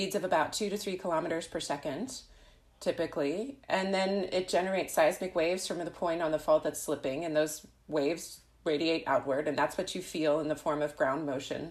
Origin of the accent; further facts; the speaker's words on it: Southern California, United States; moved away as an adult; now in Germany; I come from Southern California